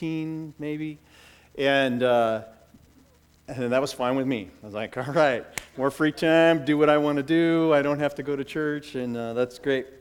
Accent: Bellevue, United States; I grew up in the Mormon church through my teenage years. My family went to the Mormon church down here in Bellevue

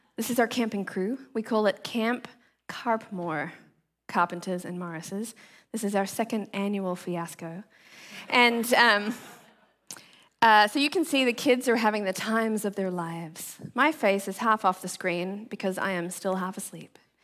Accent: Australia; now in Seattle, United States; so I grew up in the tropics, you guys know that I'm from Australia

